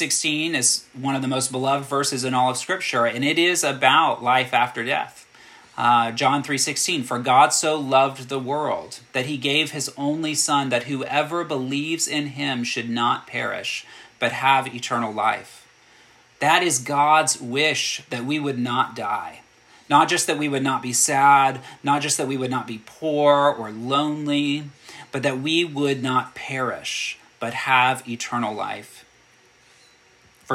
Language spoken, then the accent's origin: English; United States; as an American citizen and a Christian.